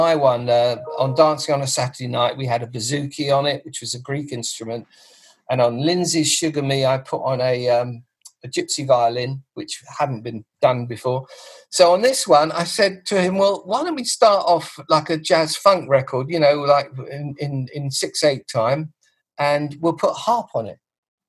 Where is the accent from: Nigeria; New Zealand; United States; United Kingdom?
United Kingdom; Grimsby, Yorkshire and the Humber; They're all from Germany except me. I'm from Grimsby.